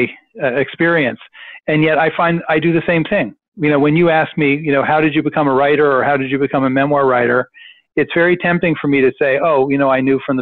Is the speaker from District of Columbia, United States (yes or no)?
yes; Washington, District of Columbia, United States; I grew up in Washington